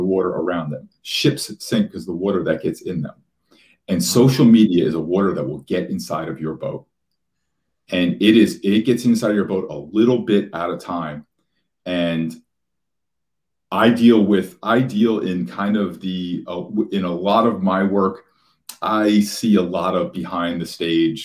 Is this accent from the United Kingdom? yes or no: no; Union, New Jersey, United States; I grew up in Union, New Jersey, which is a very blue collar kind of working class town right outside of Newark and Elizabeth